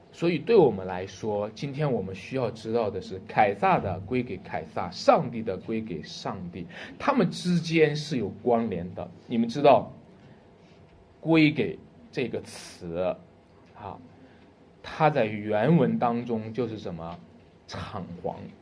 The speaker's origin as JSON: {"language": "Chinese", "country": "China", "said": "我们中国人都喜欢讲理哈"}